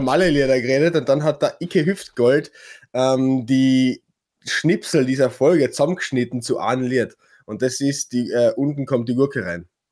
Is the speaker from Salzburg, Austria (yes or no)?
no; Klagenfurt, Carinthia, Austria; bei uns in Klagenfurt